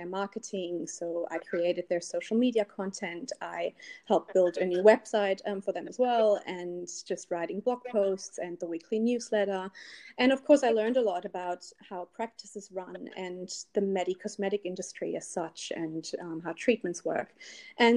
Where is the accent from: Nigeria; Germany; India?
Germany; Berlin; English is a second language; moved away; I'm from Berlin originally, in case you can't tell from my accent.